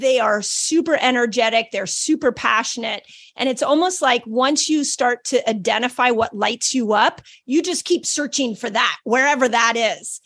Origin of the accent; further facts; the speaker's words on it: Malibu, California, United States; I grew up in Malibu